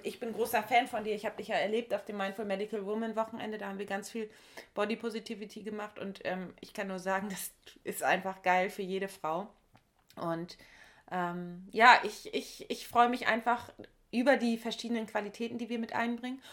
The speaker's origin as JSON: {"language": "German", "area": "Heiligenhafen area", "region": "Schleswig-Holstein", "country": "Germany", "tie": "born or raised there", "said": "in meiner Region oder in meiner Heimat"}